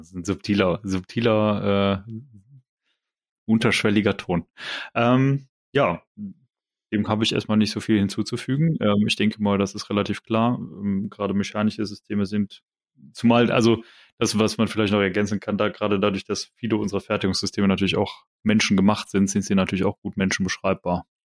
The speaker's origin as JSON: {"language": "German", "region": "Rhineland", "country": "Germany", "said": "als Rheinländer"}